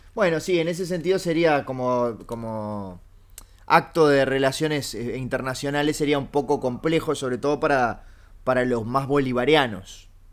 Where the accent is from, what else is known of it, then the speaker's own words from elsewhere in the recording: Uruguay; soy uruguayo